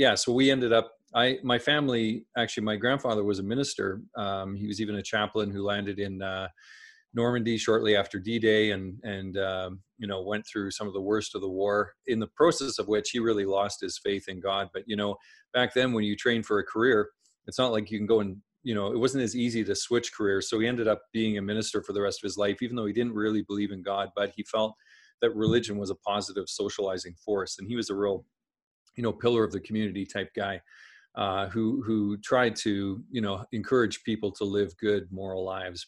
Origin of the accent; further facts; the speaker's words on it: Saskatchewan, Canada; I grew up in Saskatchewan Saskatchewan in Canada